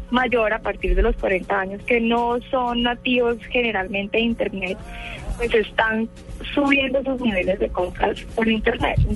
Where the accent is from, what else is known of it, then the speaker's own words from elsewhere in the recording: Arauca, Colombia; soy de Arauca, Arauca, la tierra del joropo.